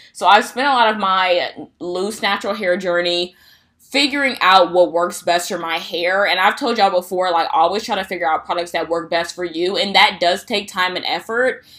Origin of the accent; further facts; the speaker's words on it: Midwest, United States; if you're from the Midwest, you already know we don't have a fall